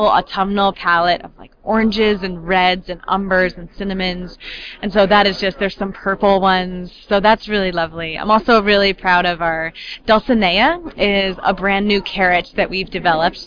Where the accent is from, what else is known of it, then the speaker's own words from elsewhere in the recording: upstate New York Finger Lakes, United States; moved away as an adult; I moved back to my hometown in the gorgeous upstate New York Finger Lakes